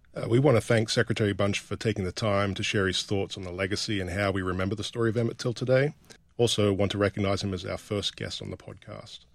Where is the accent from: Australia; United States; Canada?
Australia; rural northern Australia; growing up in rural northern Australia